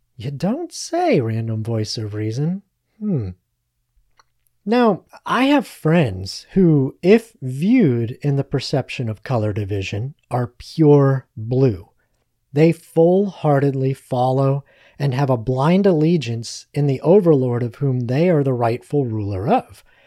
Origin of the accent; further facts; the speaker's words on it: United States; we as American citizens